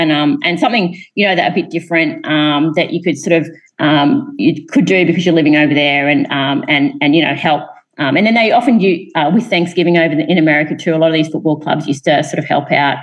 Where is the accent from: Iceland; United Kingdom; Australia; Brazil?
Australia; moved away as an adult; also born or lived in Boulder, Colorado; I'm actually from Australia.